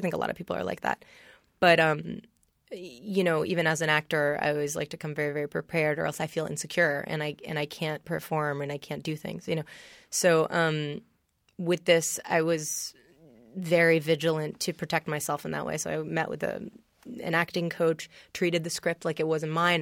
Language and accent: English; New York City, New York, United States; also born or lived in Vero Beach, Florida; I grew up in New York City. um, Upper East Side.